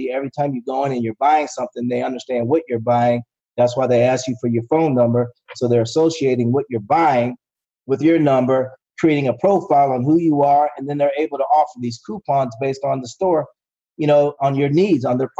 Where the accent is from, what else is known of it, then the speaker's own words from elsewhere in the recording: Florida, United States; I'm from Florida, so we're big on Publix